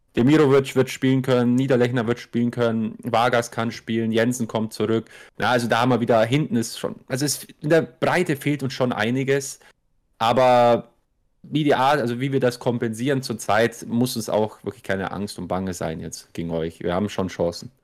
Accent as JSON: {"language": "German", "town": "Augsburg", "region": "Bavaria", "country": "Germany", "said": "weil du einfach Augsburger selber bist"}